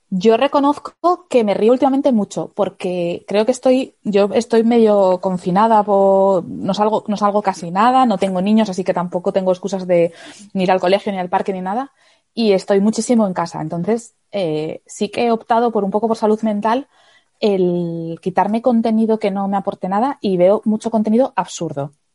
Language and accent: Spanish; Asturias, Spain; now in Madrid, Spain; Yo vivo en Madrid, pero soy de Asturias